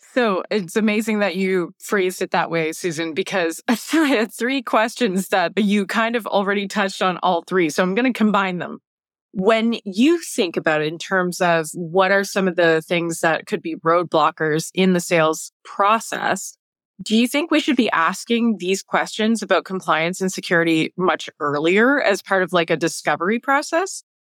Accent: Canada; being Canadian

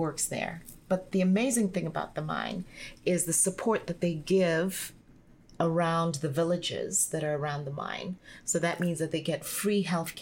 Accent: Botswana; moved away as an adult; also born or lived in South Africa; I got headhunted soon after Coca-Cola to come back home when De Beers and the Botswana government decided to set up the sales center for selling diamonds in Botswana

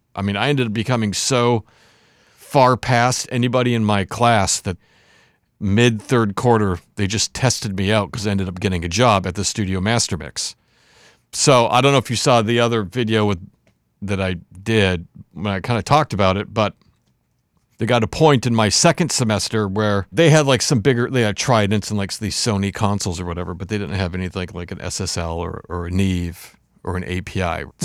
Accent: Warroad, Minnesota, United States; I grew up in this very small town in Minnesota called Warroad, Minnesota

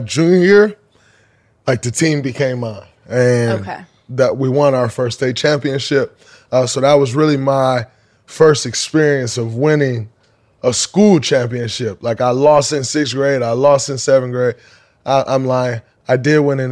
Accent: Saginaw, Michigan, United States; I remember growing up, like as a young kid, like fifth and sixth grade, seventh grade, we're coming from Saginaw, a small city.

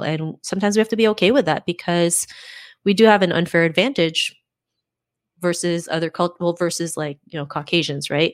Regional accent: Canada; also born or lived in Philippines; I was born in the Philippines and my parents moved to Canada when I was seven.

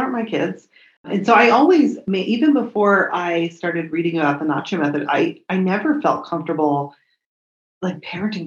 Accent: Colorado, United States; I'm from Colorado

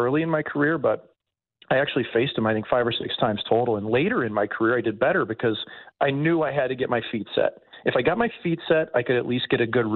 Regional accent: St. Louis, Missouri, United States; growing up in St. Louis

